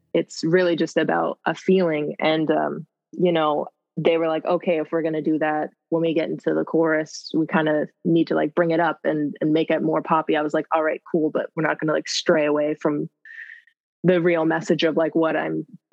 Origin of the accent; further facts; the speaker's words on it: Nova Scotia, Canada; now in Los Angeles, United States; I'm a singer from Nova Scotia, Canada, but I actually am LA-based now